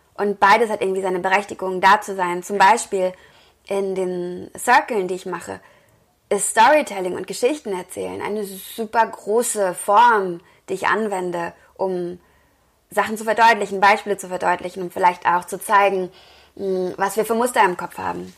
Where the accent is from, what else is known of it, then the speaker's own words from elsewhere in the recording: Wesel, North Rhine-Westphalia, Germany; also born or lived in Cologne; ich komme aus Wesel